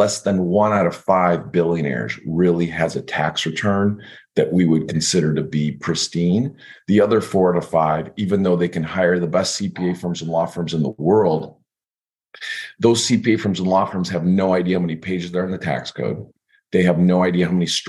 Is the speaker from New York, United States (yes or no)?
no; Chicago, Illinois, United States; moved away as an adult; now in San Diego, United States; I'm from Chicago